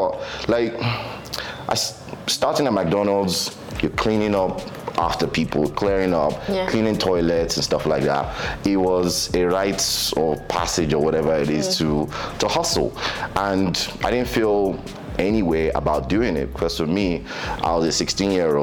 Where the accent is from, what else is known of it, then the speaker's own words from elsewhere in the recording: Nigeria; also born or lived in London, United Kingdom; We were each born in London and just shipped back to Nigeria